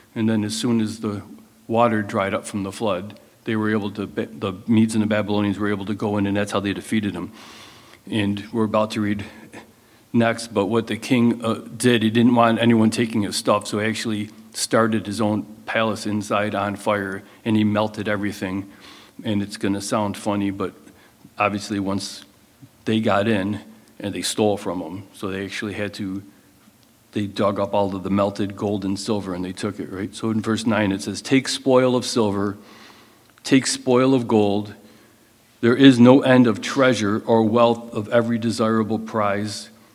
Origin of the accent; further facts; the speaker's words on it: United States; as Americans